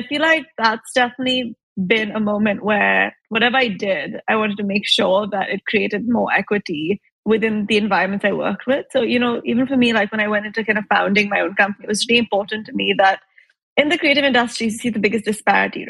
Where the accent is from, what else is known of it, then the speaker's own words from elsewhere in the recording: Mumbai, Maharashtra, India; moved away as an adult; also born or lived in Chicago, United States / Italy; I grew up in Mumbai